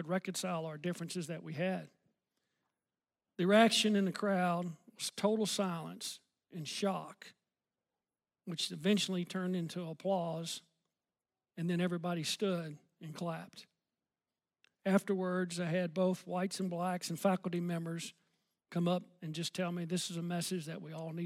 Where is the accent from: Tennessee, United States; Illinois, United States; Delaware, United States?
Tennessee, United States; Memphis; also born or lived in Collierville, Tennessee; I grew up in Memphis, Tennessee as a kid